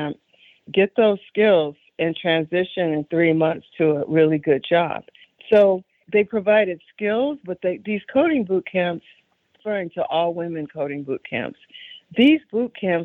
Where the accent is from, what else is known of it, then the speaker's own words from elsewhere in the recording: Chicago, Illinois, United States; I grew up on the South Side of Chicago during a very specific historical moment